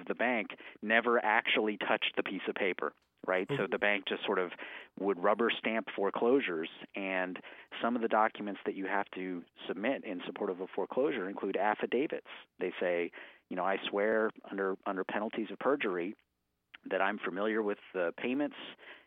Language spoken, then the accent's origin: English; Washington, District of Columbia, United States; moved away as an adult; now in Portland, United States; I grew up in Washington, D.C., or just outside D.C.